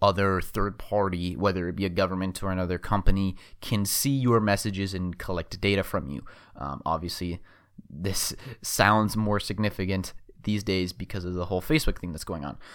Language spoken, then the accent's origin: English; Phoenix, Arizona, United States; my hometown of Phoenix